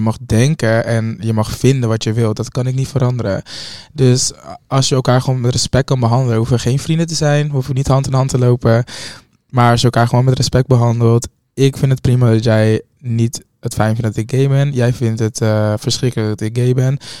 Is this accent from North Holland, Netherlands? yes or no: yes; Hoofddorp, North Holland, Netherlands; een hoofddorp ook ben, waar echt gewoon mijn eh, geboorte, nou, geboorteplek, waar ik ben opgegroeid